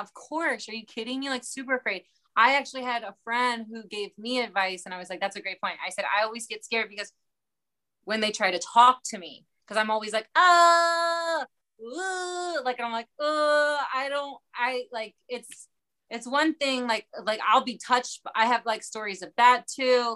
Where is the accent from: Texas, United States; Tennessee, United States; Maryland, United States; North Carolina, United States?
Maryland, United States; Baltimore; I'm from Baltimore